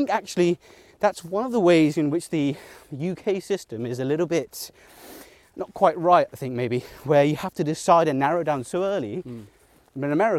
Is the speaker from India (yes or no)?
yes; Mumbai, Maharashtra, India; born there; So I was born in Mumbai, and I spent most of my childhood summers in Mumbai. I had all my family there, my cousins, etc.